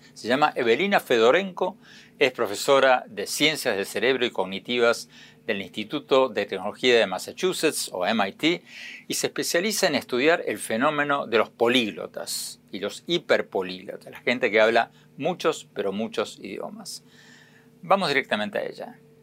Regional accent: Argentina; moved away as an adult; now in United States; yo nací y me crié en Argentina

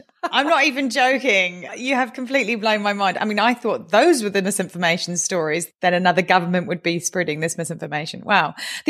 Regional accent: New Zealand

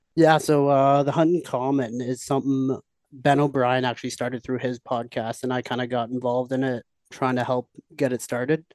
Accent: just outside Toronto, Ontario, Canada; moved away as an adult; now in Kelowna, Canada; I'm originally from Ontario. I lived just outside Toronto my whole life.

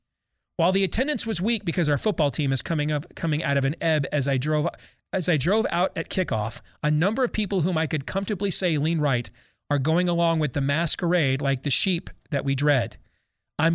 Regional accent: Virginia, United States; those K-12 and in colleges across my home state of Virginia

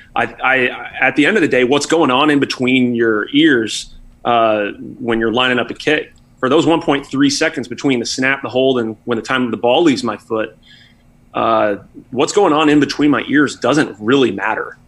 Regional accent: Austin, Texas, United States; moved away; my favorite Tex-Mex place uh, that I grew up with in Austin

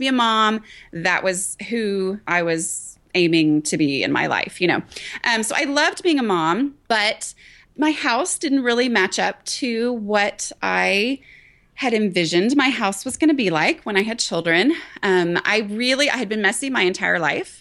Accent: Dallas, Texas, United States; also born or lived in Thailand; I grew up in the Dallas area

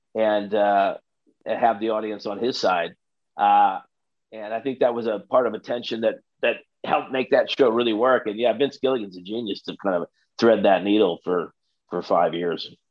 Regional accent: South Bend, Indiana, United States; born or raised there; moved away

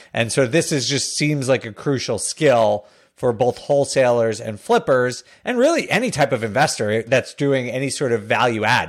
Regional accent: Northeast, United States; I grew up in the Northeast

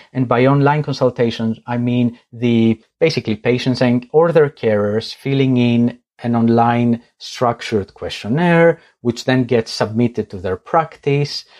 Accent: Greece; moved away; I am originally from Greece

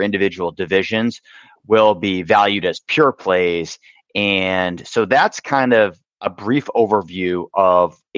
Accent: Boston, Massachusetts, United States; I grew up in the Boston area

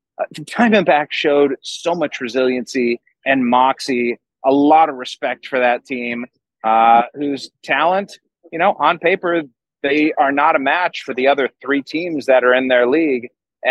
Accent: Cleveland, Ohio, United States; I grew up in Cleveland in the 1990s

